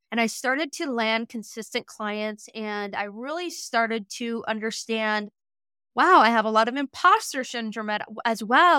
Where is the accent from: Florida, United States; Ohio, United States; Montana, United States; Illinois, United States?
Montana, United States; Western; also born or lived in Lewistown, Montana; I grew up in Western Montana on a ranch